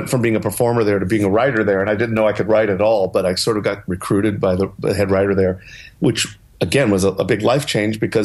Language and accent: English; New York City, New York, United States; moved away as an adult; also born or lived in Los Angeles; I grew up in New York City, so it's always been home